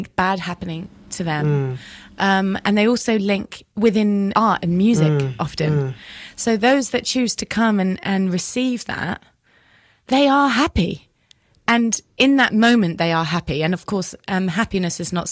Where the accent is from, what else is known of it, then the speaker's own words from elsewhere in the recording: England, United Kingdom; now in United States; we as the English